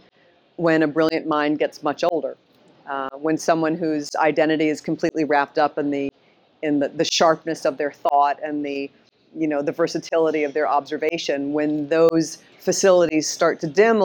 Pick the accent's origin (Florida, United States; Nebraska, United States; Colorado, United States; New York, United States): New York, United States; New York City; I grew up here in Manhattan, and my father was a playwright and lived on the Upper West Side